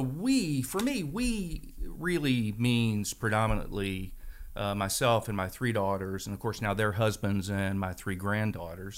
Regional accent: Strasburg, Virginia, United States; also born or lived in Frederick County, Virginia; I grew up in Stroudsburg, Virginia

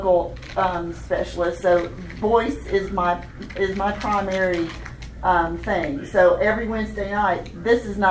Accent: Augusta, Georgia, United States; now in Knoxville, United States; I grew up in Augusta, North Augusta, but Augusta, Georgia.

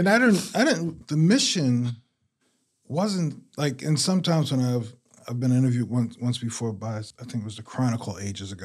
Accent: Washington, District of Columbia, United States; now in Durham, United States; I was born and raised in Southeast D C.

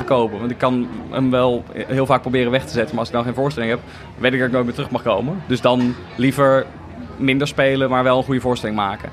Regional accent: The Hague, South Holland, Netherlands; ik kom uit Den Haag eigenlijk. En ik mhm. heb heel lang toneelcursussen gedaan bij het Korenhuis. Dat is een soort cultureel cursuscentrum

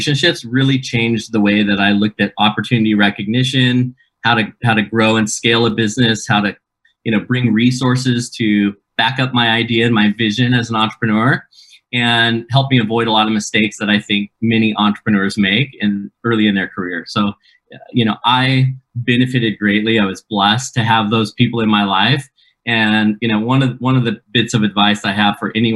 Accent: Keizer, Oregon, United States; moved away as an adult; also born or lived in Provo, Utah; my hometown of Kaiser, Oregon

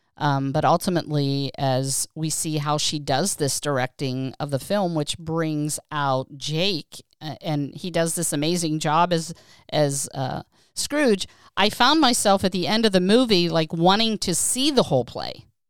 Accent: Pennsylvania, United States; I grew up in Pennsylvania

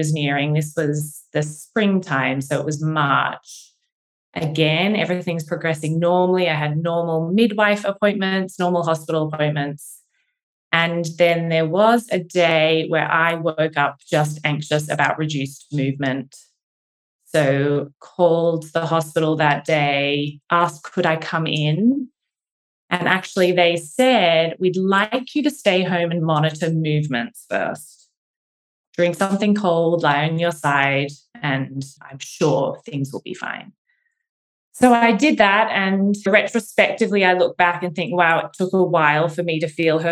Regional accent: Australia; moved away as an adult; also born or lived in Cambridge, England; now in Philadelphia, United States; I'm from Australia, so living far from home near Philadelphia now

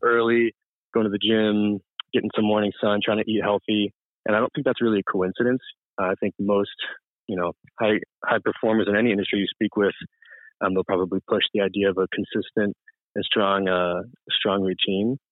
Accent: Marlborough, Massachusetts, United States; from Massachusetts, central town. Massachusetts called Marlboro

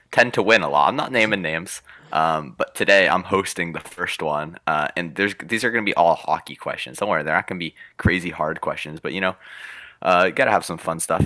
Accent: Oregon, United States; I was born in Oregon

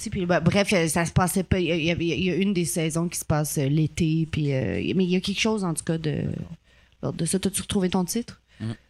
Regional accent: Ottawa, Ontario, Canada; born there; je suis née à Ottawa, tu sais, je parle anglais quand même

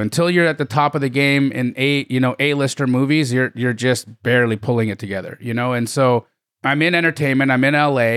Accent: Calgary, Alberta, Canada; I grew up in Calgary, Alberta, Canada

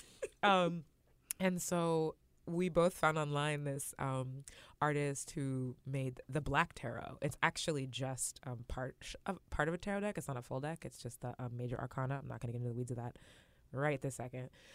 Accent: West Coast, United States; I grew up on the West Coast

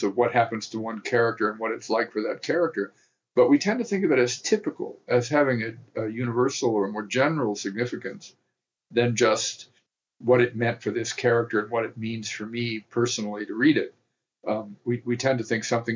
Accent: the South, United States; I come from the South

